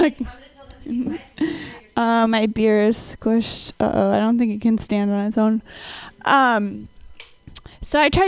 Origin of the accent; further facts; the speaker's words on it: Minnesota, United States; I'm from Minnesota, but more importantly, I'm a scientist